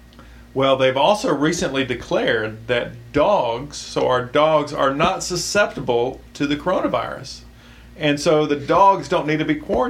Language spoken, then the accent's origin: English; United Kingdom; born there; I am British, after all.